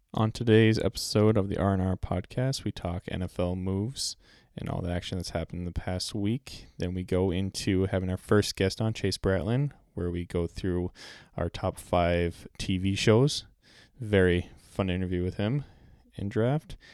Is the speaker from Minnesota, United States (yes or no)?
yes; Pilgrim, Minnesota, United States; I grew up in Pilgrim, Minnesota